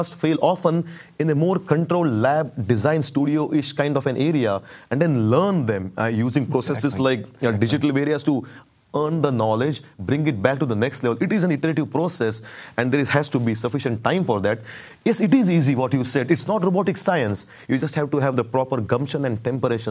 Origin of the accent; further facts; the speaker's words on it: India; moved away as an adult; now in United States; I'm here for the last 15 years in the US. I was born in India